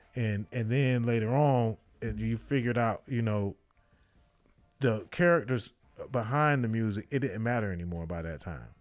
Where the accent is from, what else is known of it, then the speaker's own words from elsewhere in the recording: Miami, Florida, United States; I'm from Miami, so we, we, we came up